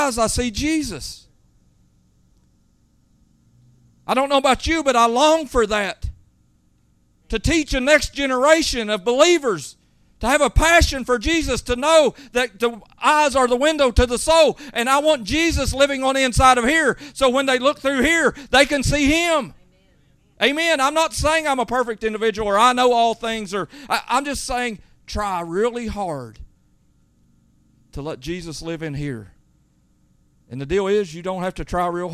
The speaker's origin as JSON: {"language": "English", "country": "United States", "said": "I am an American"}